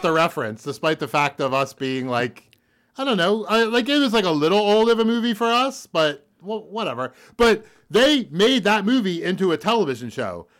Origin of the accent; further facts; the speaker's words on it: Philadelphia, Pennsylvania, United States; I grew up near the Northeast Philadelphia airport